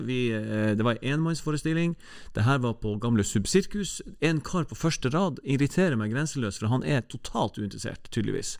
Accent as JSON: {"language": "Norwegian", "town": "Tromsø", "region": "Troms", "country": "Norway", "said": "vi er nordlendinger og, og tromsøværinger"}